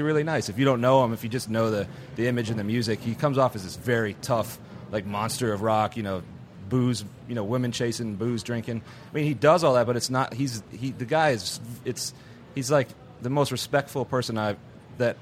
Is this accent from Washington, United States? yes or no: no; Houston, Texas, United States; I'm from Houston, so this is such a rock and roll town.